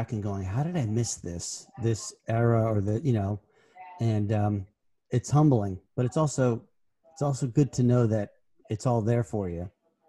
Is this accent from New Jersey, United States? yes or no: yes; New Jersey, United States; I grew up in New Jersey, and the Capitol Theater in Passaic was our theater we'd go to see all of our bands.